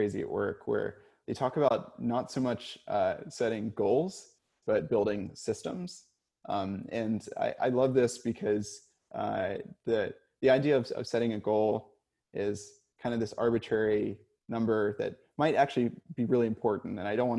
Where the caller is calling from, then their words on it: Portland, Oregon, United States; And I'm calling from Portland, so this is ever true for me right now.